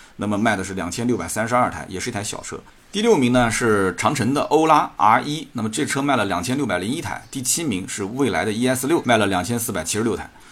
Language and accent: Chinese; Jiangsu, China; 作为一个江苏人